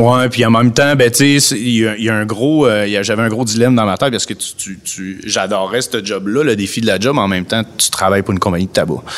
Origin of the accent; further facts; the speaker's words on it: Lévis, Quebec, Canada; also born or lived in Montreal; Je suis un gars natif de Lévis